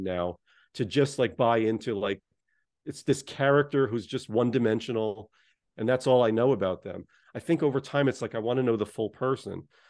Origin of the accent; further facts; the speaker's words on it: United States; I grew up just outside of New York City